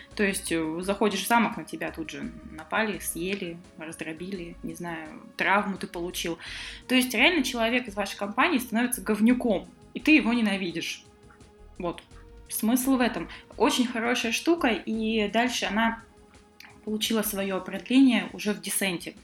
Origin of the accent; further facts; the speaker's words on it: Omsk, Omsk Oblast, Russia; Да, я, кстати, из Омска